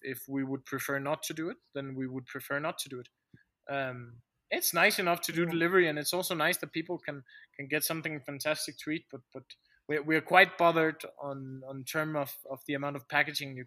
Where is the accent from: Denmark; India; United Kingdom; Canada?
Denmark; moved away as an adult; now in Bolivia; Denmark is my home country, but my home is in Bolivia.